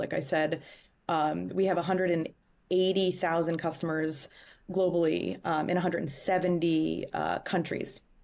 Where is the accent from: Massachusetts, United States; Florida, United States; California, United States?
Massachusetts, United States; Boston; moved away as an adult; also born or lived in Chicago; I am, uh, born and raised in Boston. Um, lived in Chicago for six years and relocated, um, back home to Boston